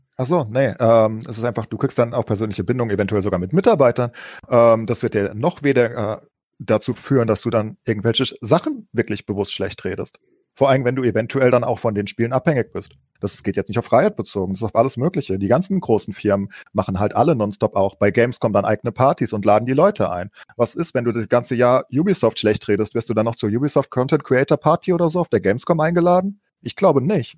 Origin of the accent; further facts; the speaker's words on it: Germany; als äh, Deutsche